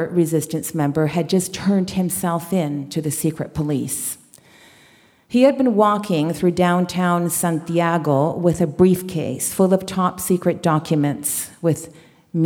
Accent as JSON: {"language": "English", "country": "Canada", "tie": "born or raised there", "also_born_or_lived": "Chile", "said": "I was born in Chile and raised in Canada."}